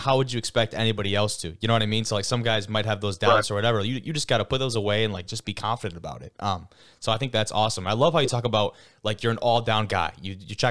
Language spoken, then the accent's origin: English; Lake Orion, Michigan, United States; I'm from Lake Orion